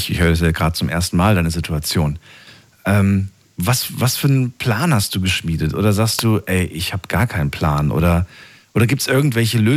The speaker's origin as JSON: {"language": "German", "town": "Stuttgart", "region": "Baden-Württemberg", "country": "Germany", "said": "Ich komme aus Stuttgart. Aus Stuttgart."}